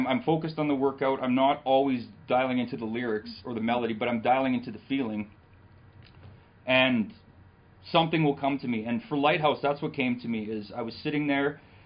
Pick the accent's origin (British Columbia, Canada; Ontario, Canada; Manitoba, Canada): Manitoba, Canada; Selkirk; I was born in Selkirk.